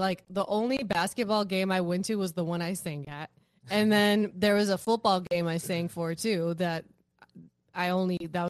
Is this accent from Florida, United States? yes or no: no; Sacramento, California, United States; you know, it's also like I grew up in Sacramento, the community I was a part of over there.